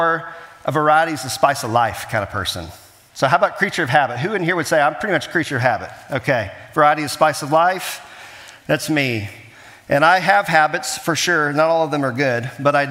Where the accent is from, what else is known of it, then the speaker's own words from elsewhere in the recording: Kansas City, Missouri, United States; I was born in Kansas City